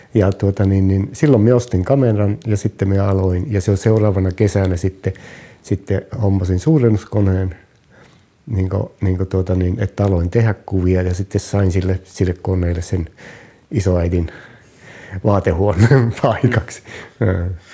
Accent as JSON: {"language": "Finnish", "town": "Kemi", "region": "Lapland", "country": "Finland", "tie": "born or raised there", "also_born_or_lived": "Oulu", "lives_now": "Kukkola, Finland", "said": "Alun perin olen, olen kemiläinen, olen syntynyt Kemissä"}